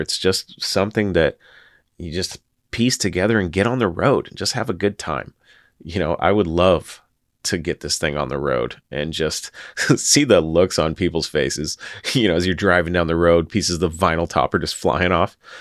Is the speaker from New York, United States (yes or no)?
no; Washington, United States; my home state of Washington